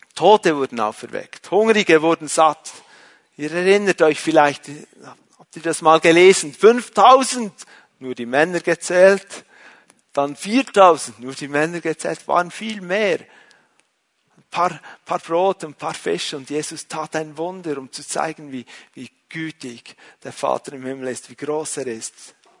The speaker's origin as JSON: {"language": "German", "country": "Switzerland", "said": "ich bin ein Schweizer"}